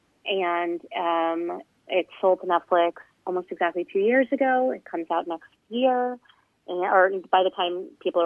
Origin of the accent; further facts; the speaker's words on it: United States; also born or lived in Scotland / France; I am an American. I live in the U.S. part-time and live in Scotland part-time